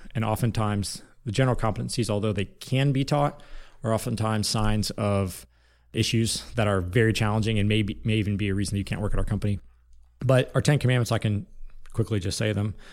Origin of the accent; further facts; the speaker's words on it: Lima, Ohio, United States; I was born in Lima, Ohio, which, which is a small town city in Northwest Ohio, Ohio, about forty-five minutes east of Indiana